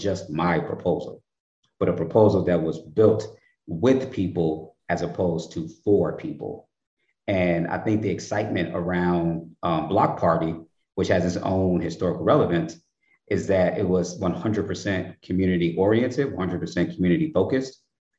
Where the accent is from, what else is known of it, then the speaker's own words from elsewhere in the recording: Chicago, Illinois, United States; growing up in Chicago